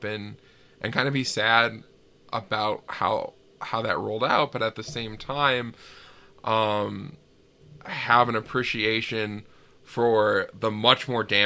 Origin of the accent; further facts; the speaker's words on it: Ely, Minnesota, United States; moved away; this place that I grew up in Ely